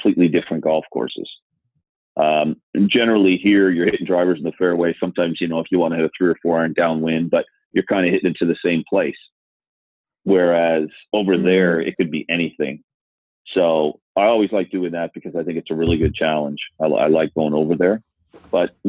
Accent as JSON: {"language": "English", "country": "Canada", "tie": "born or raised there", "moved": "yes", "said": "I grew up in Canada"}